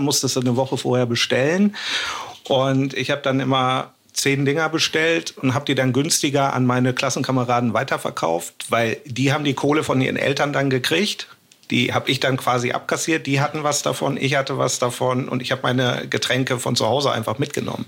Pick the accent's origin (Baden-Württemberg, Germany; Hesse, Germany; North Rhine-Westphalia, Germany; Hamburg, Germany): Hamburg, Germany; ich komme aus Hamburg